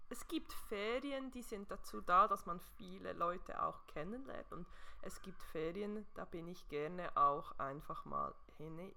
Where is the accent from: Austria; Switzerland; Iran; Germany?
Switzerland; Ah, ich weiß ja, dass man zwischendurch mit gewisser Outdoor-Kleidung als Schweizer, Schweizerin entdeckt wird